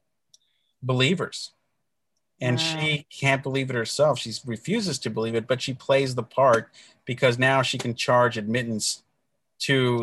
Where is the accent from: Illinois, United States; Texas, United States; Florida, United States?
Texas, United States; El Paso; born or raised there; moved away as an adult; now in Los Angeles, United States